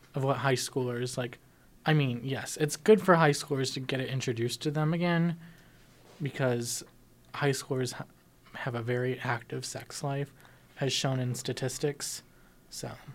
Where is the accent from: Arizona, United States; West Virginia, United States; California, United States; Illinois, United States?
Illinois, United States; Chicago; now in Tempe, United States; I'm not from here. I'm from Chicago.